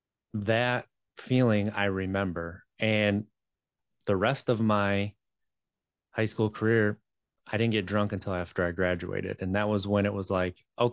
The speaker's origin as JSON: {"language": "English", "area": "just outside of Green Bay", "region": "a small town in Wisconsin", "country": "United States", "tie": "born or raised there", "also_born_or_lived": "Madison", "said": "I grew up in Wisconsin, a small town in Wisconsin, just outside of Green Bay."}